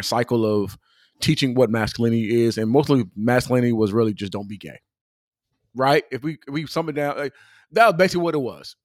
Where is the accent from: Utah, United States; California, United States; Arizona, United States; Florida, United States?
California, United States; I'm from California